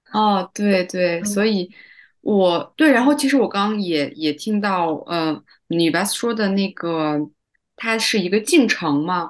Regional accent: Tacheng, Xinjiang, China; moved away as an adult; also born or lived in Beijing; 我从北京就是时隔两年回到，回到新疆，回到我的这个小塔城

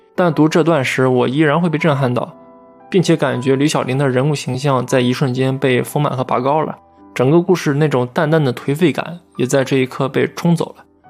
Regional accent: China; 我们大陆这边最近几十年其实状况也差不多

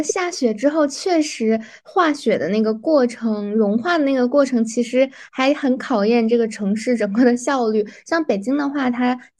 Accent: North China, China; 我之前在呃南方过过一次冬，那个感觉可能确实是我作为北方人没有办法忍耐的，

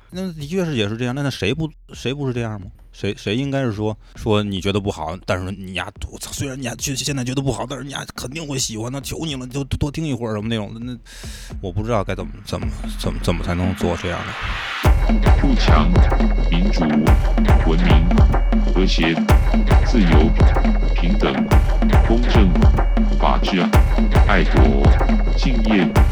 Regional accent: China; 这个东西只有我中国人能干得了

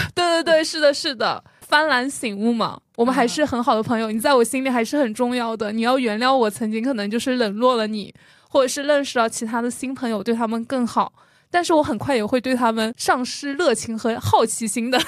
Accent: Jiangxi, China; moved away; 我就说我来自江西吗

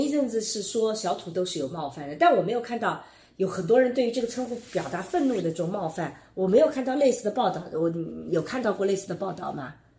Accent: Jiangsu, China; now in Shanghai, China; 我是一个来自江苏的生活在上海的人

